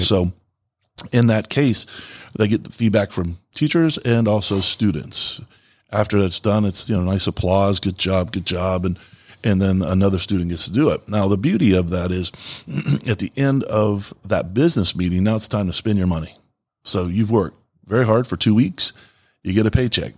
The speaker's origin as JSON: {"language": "English", "region": "the South", "country": "United States", "also_born_or_lived": "Florida / Grand Rapids, Michigan", "moved": "yes", "said": "I'm originally from the South"}